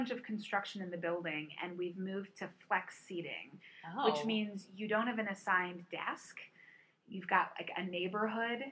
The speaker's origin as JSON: {"language": "English", "town": "Virginia Beach", "region": "Virginia", "country": "United States", "tie": "born or raised there", "said": "I grew up in a beach community. I grew up in Virginia Beach"}